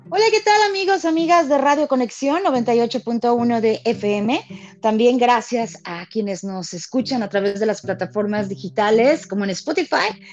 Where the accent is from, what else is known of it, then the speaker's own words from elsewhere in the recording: Mexico; sentimos hasta como mexicanos que todos ganamos